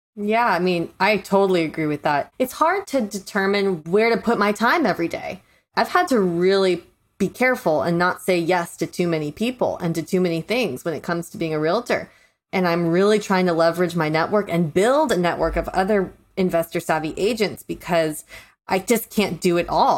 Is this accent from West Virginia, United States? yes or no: no; St. Petersburg, Florida, United States; moved away; I'm originally from Saint Pete, Florida